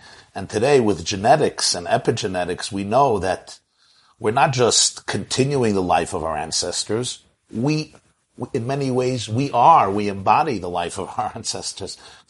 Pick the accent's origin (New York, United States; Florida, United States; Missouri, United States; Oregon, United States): New York, United States; New York City; So I was born in 1972 in Brooklyn, New York. Both of my parents, Russian immigrants who grew up in the communist era